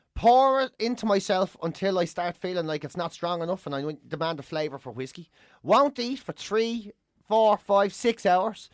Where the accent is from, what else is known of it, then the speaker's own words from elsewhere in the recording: Ireland; we get the opportunity to celebrate being Irish and to be Irish